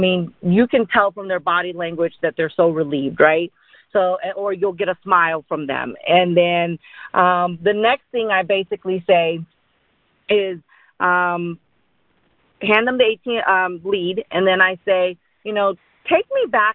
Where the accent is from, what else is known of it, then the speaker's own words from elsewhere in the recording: Dallas, Texas, United States; also born or lived in India; I grew up in Dallas, Texas